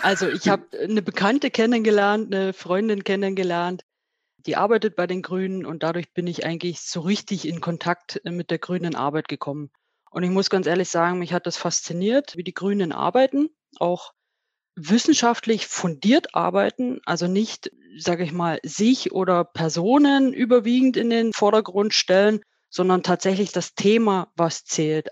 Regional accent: Spreewald, Brandenburg, Germany; moved away as an adult; now in Vöhringen, Germany; Ich bin gebürtig aus dem Spreewald, habe da meine Kindheit und Jugend verbracht, bin dort zur Lehre gegangen

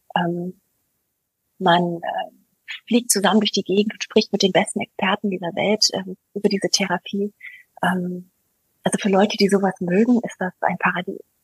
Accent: United States; now in Germany; ich bin ja Amerikanerin, ich komme ja aus einer sehr recht bunten Familie, einer sehr internationalen Familie

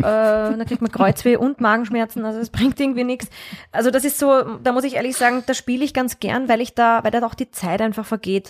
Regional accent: Vienna, Austria; ich bin aber schon in Wien aufgewachsen und sehr stark mit Wien verwurzelt, also ich bin eine Urwienerin eigentlich.

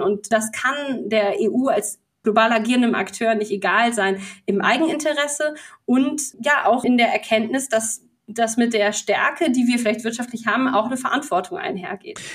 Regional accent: Bremen, Germany; als Bremerin

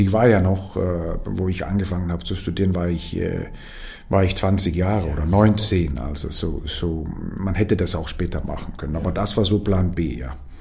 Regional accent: Denmark; moved away as an adult; now in Vienna, Austria; man fühlt sich äh, als Däne eigentlich sehr äh, dänisch hier

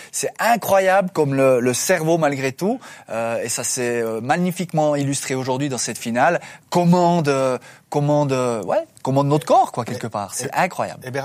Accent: Switzerland; nous, on est Suisse

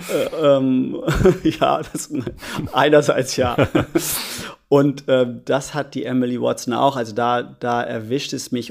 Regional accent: Germany; ich als Deutscher

